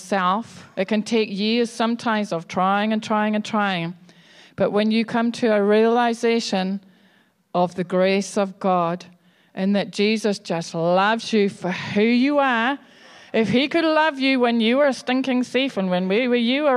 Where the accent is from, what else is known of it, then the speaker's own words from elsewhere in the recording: Scotland, United Kingdom; I'm Scottish